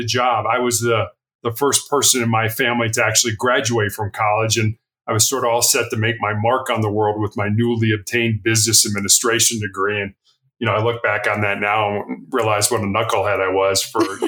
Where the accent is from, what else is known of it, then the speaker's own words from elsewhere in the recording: Chicago, Illinois, United States; moved away as an adult; also born or lived in Charleston, South Carolina; I was born and raised in Chicago.